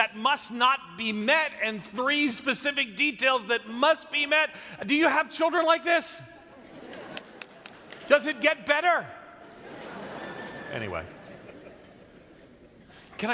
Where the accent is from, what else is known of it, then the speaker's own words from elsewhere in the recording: New York, United States; moved away as an adult; also born or lived in the South (US) / Midwest (US); I'm a New Yorker. I grew up in New York. But when I moved to the South